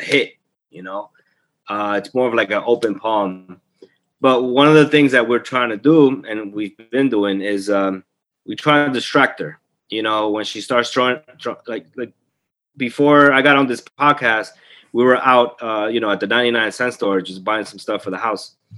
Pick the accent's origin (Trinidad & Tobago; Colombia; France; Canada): Colombia; moved away; We were growing up in Colombia